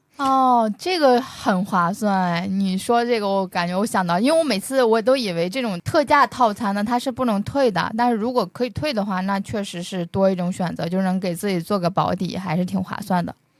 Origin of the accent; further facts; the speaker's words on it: northern China, China; 我作为北方人